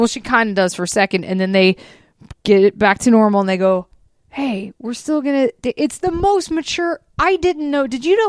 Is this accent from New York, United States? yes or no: no; Georgia, United States; I grew up in Georgia and I didn't have cowboys at my school.